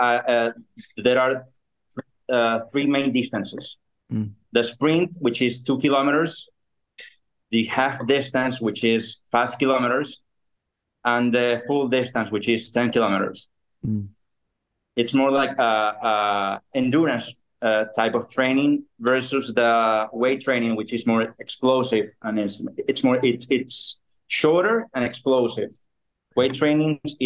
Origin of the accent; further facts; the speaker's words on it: Guayaquil, Guayas, Ecuador; I'm from Ecuador. I was born in a city called Guayaquil